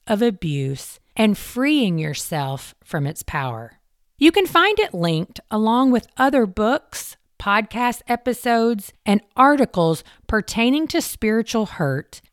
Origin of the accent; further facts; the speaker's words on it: mountains of Eastern Kentucky, United States; I grew up in the mountains of Eastern Kentucky.